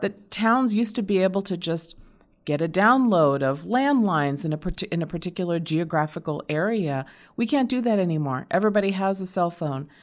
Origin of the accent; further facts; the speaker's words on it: Arizona, United States; I grew up here in Arizona